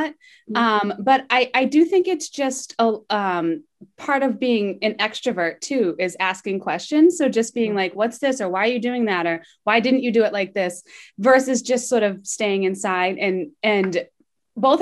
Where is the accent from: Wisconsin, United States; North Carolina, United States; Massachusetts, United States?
Massachusetts, United States; I was born and raised in Mass